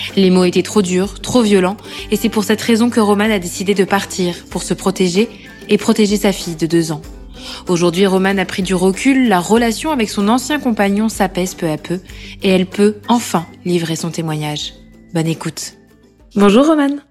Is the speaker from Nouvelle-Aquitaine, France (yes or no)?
yes; Corrèze, Nouvelle-Aquitaine, France; moved away as an adult; now in Paris, France; Je suis originaire de Corrèze et je vis à Paris depuis 2015.